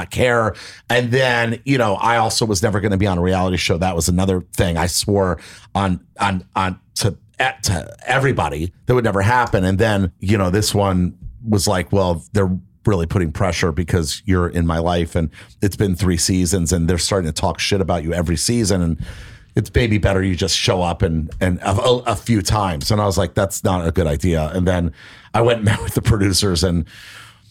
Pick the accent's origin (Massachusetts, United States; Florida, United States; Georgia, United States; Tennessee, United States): Florida, United States; Miami; moved away as an adult; also born or lived in New York; now in Los Angeles, United States; I grew up in Miami.